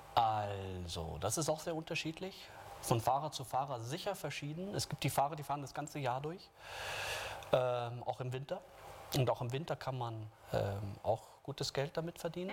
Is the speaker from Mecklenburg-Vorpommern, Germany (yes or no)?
no; Munich, Bavaria, Germany; als Münchner